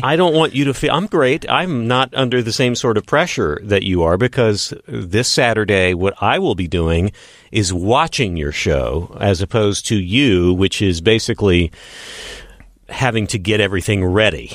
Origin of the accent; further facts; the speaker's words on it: Odessa, Texas, United States; moved away as an adult; now in Los Angeles, United States; growing up in Odessa, Texas